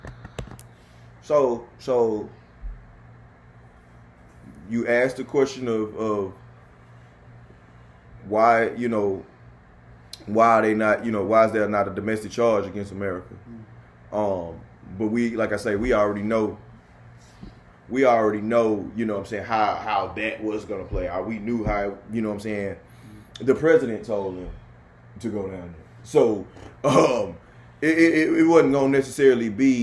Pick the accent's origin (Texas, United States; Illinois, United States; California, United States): Texas, United States; Houston; now in Virginia, United States; Live in Virginia, but my hometown is Texas.